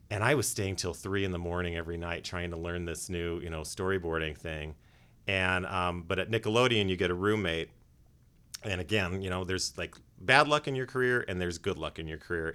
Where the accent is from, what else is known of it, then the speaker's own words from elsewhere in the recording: Los Angeles, California, United States; I was born and raised in North Hollywood